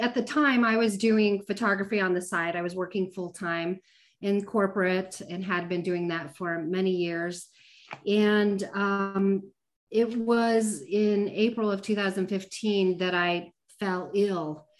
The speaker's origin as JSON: {"language": "English", "town": "Denver", "region": "Colorado", "country": "United States", "tie": "born or raised there", "moved": "as an adult", "lives_now": "Arizona, United States", "said": "I grew up in Colorado. That's where I'm originally from, Denver, Colorado."}